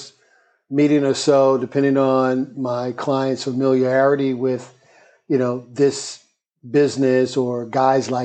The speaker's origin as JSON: {"language": "English", "town": "Birmingham", "region": "Alabama", "country": "United States", "tie": "born or raised there", "also_born_or_lived": "Jamaica, Queens, New York / Atlanta / South Africa", "moved": "as an adult", "lives_now": "New York, United States", "said": "New York City born, Jamaica, Queens, but I consider Birmingham, Alabama my hometown. I grew up there and immediately left out of high school"}